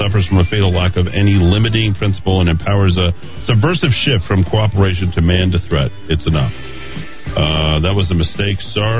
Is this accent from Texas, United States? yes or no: no; Albuquerque, New Mexico, United States; I grew up here in Albuquerque.